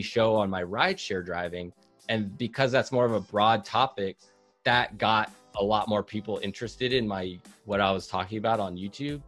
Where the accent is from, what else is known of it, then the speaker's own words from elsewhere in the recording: Seattle, Washington, United States; I'm from Seattle, Washington